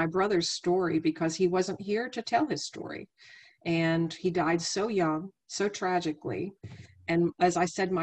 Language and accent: English; Wheeling, West Virginia, United States; also born or lived in Abingdon, Virginia; Wheeling, West Virginia is where I was raised, but I was born down in Virginia, in the Highlands, in Abingdon, Virginia